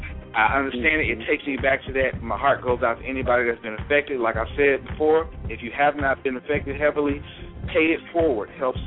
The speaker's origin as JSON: {"language": "English", "region": "Mississippi", "country": "United States", "said": "Like we said, most three of us, three of the middlemen, we're from Mississippi."}